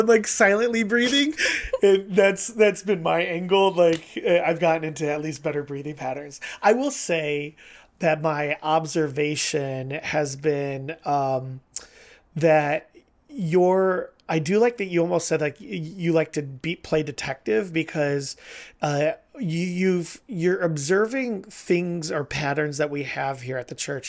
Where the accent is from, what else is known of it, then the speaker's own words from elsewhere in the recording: Ohio, United States; so I grew up in Ohio